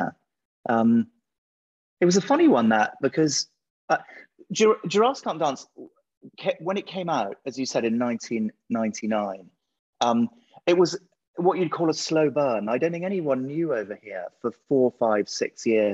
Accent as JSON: {"language": "English", "region": "England", "country": "United Kingdom", "said": "I'm English. I'm a picture book author."}